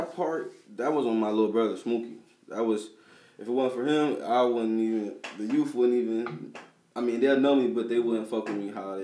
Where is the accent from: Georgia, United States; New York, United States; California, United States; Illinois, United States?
Illinois, United States; Rock Island; moved away; I'm from Rock Island, Illinois, Quad Cities.